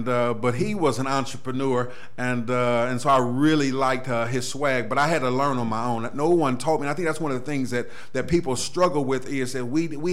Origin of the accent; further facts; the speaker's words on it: Cleveland, Ohio, United States; I'm a Cleveland native, of course. I was born in the St. Clair area. East Cleveland is really where I was raised long term